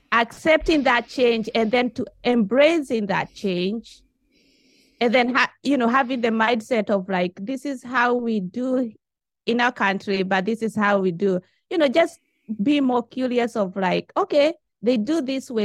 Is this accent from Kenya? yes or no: yes; Kenya; moved away as an adult; now in Japan; I'm from Kenya. You know, I've been in Japan, uh, for the last twenty-one years.